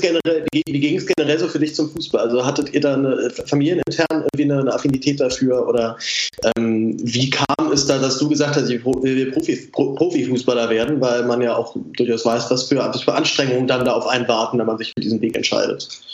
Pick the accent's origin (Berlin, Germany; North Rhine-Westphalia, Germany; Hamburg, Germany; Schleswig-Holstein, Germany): Berlin, Germany; als Berliner